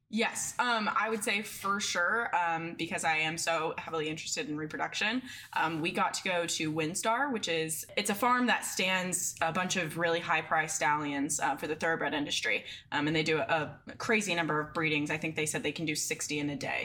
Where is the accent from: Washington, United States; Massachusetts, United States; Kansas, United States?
Kansas, United States; now in California, United States; I'm actually from Kansas, but I attend UC Davis Veterinary School